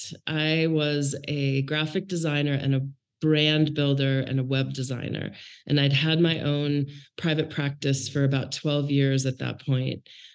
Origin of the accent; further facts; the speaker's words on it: Maine, United States; So really, I grew up in Maine. My dad worked for the Bank of Maine and moved. We moved 11 times while I was growing up. So I can't really tell you a town.